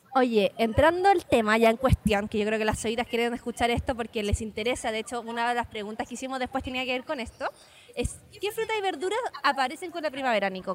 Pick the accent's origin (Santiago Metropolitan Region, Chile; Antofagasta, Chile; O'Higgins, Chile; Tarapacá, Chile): Tarapacá, Chile; Iquique; yo soy de Iquique